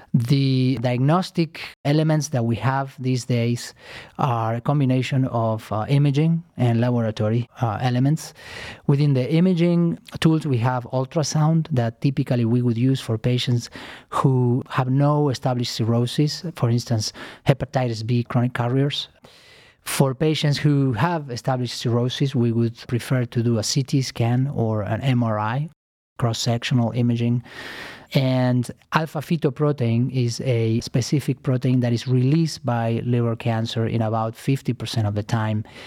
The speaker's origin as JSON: {"language": "English", "country": "Argentina", "also_born_or_lived": "New York City, United States", "moved": "as an adult", "lives_now": "Cleveland, United States", "said": "I am originally from Argentina. Uh, I came to United States uh, 15 years ago to train"}